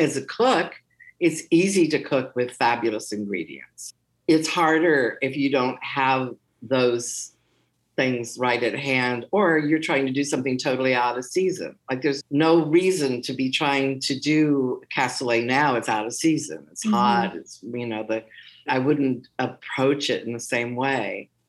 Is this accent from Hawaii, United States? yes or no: yes; Hawaii, United States; Conversely, growing up in Hawaii, I know what a pineapple tastes like. Yeah. You know, I've never had a pineapple like the pineapples I grew up with.